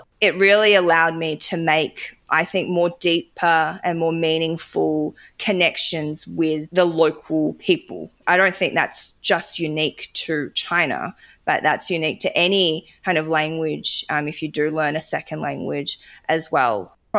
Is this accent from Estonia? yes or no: no; Australia; I think, comfortable as a Chinese Australian. So it's just helped me and frame my thinking of being Australian in this current context in Australia